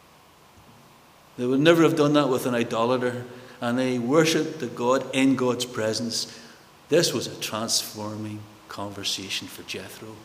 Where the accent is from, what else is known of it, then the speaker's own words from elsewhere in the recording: Belfast, Northern Ireland, United Kingdom; Growing up in North Belfast, many of my friends died during the paramilitaries, during the times